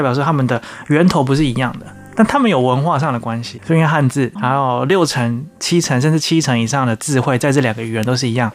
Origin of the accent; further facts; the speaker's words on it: Taiwan; 身为一个台湾人或者是说华人